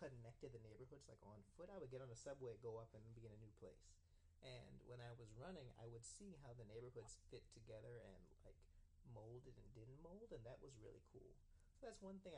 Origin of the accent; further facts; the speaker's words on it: New York City, New York, United States; I grew up in Brooklyn, and where I lived was sort of this weird mix of like uh, Italian, Jewish, and black. So you know, I guess the upper middle class ish area.